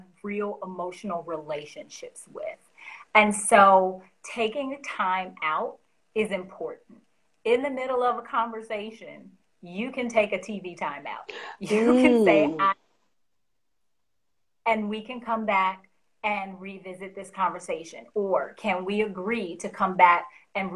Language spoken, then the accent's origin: English; the South, United States; I'm from the South, so there's a phrase that we use